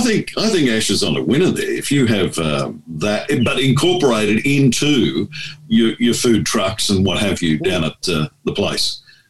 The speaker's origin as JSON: {"language": "English", "town": "Townsville", "region": "Queensland", "country": "Australia", "tie": "born or raised there", "moved": "yes", "lives_now": "Ipswich, Australia", "said": "My old hometown, Townsville, I'm on their webpage. I grew up in Townsville, and it's a dead centre of town, literally."}